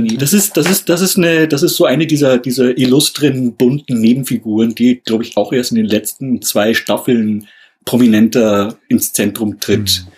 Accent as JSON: {"language": "German", "country": "Germany", "said": "bei uns in Deutschland"}